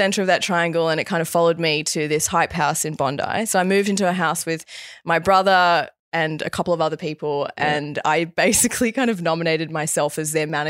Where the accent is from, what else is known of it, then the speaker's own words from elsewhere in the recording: Bali, Indonesia; I grew up in Bali. Dad's Balinese. You know, yeah, mum homeschooled me, met you in Bali.